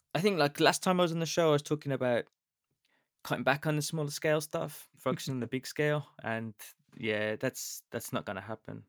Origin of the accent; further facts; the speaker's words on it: United Kingdom; I'm British